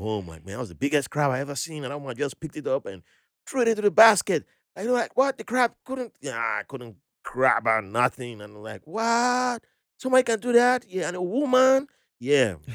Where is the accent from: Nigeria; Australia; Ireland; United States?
Nigeria; Benin City, Edo; first language Ijaw; when I was growing up in Benin City